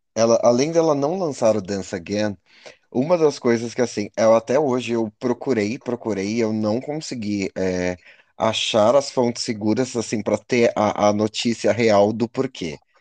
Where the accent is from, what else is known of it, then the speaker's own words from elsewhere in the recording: Brazil; como brasileiro